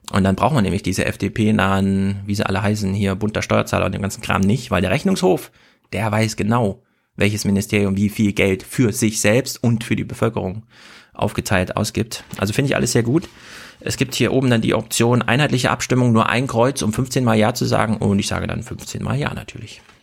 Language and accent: German; Thuringia, Germany; ich bin aus dem Herzen Thüringen, äh, Deutschlands